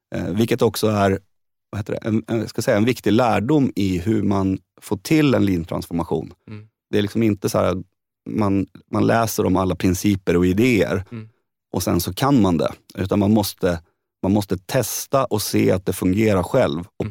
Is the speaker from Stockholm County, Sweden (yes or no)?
yes; Södertälje, Stockholm County, Sweden; jag är liksom arbetarpojken från Södertälje